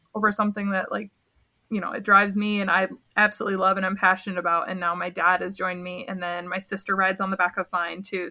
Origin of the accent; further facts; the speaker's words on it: between Binghamton and Syracuse, upstate New York, United States; moved away as an adult; also born or lived in Black Hills, South Dakota; now in South Dakota, United States; I grew up in upstate New York, a small town between Binghamton and Syracuse.